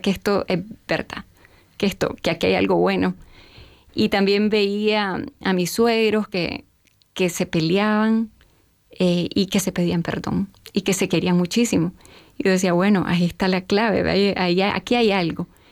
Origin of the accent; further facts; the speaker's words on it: Nicaragua; nací y a los tres años comienza la revolución en mi país, en el 79.